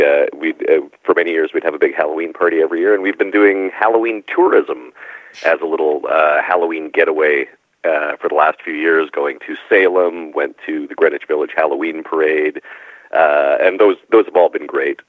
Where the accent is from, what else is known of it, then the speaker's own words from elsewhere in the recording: Canada; I grew up in Canada